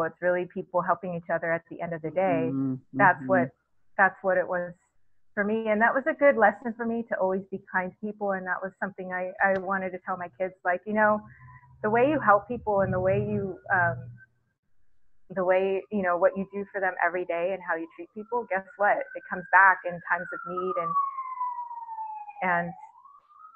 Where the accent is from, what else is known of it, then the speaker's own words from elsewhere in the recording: Texas, United States; growing up in Texas and I went to an evangelical school.